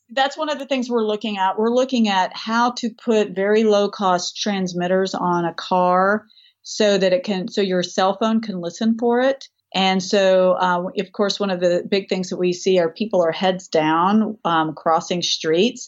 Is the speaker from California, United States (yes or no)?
no; Tennessee, United States; also born or lived in Rust Belt; as a person who is from Tennessee, I'm a Southern gal. I grew up making bist-, biscuits and shooting guns at the same time